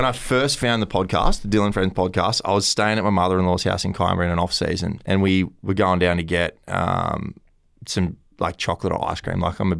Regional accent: Kiama, New South Wales, Australia; He's from my hometown.

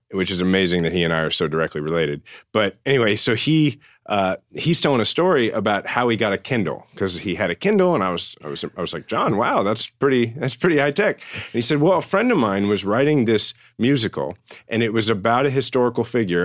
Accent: Kansas City, Missouri, United States; I live in my hometown, Kansas City, with my wife, Diana, and my son, True

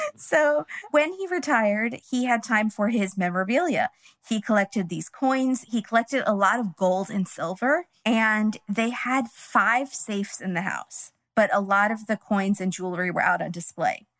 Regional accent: California, United States; we're from California

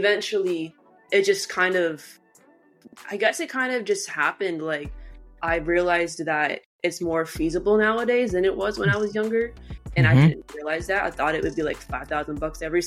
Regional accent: Sanford, Florida, United States; I'm from Central Florida

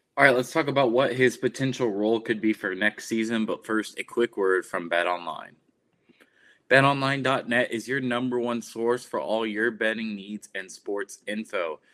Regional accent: Plano, Texas, United States; I'm from Plano, Texas.

